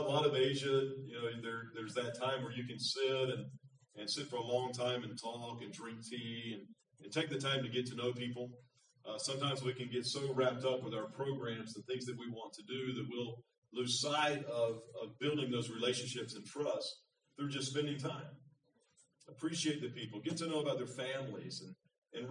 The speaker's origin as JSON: {"language": "English", "region": "Florida", "country": "United States", "also_born_or_lived": "Thailand", "moved": "as an adult", "lives_now": "Philippines", "said": "I'm from Florida"}